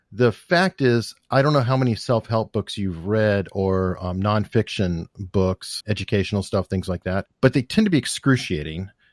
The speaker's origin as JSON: {"language": "English", "town": "Tucson", "region": "Arizona", "country": "United States", "tie": "born or raised there", "said": "I grew up in Tucson"}